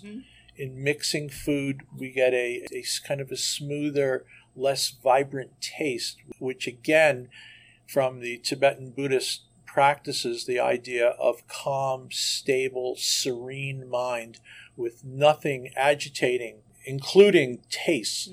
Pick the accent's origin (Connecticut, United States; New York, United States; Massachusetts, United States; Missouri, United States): New York, United States; New York City; moved away; I was born and raised in New York City, went to school there, went to college there, and worked there for years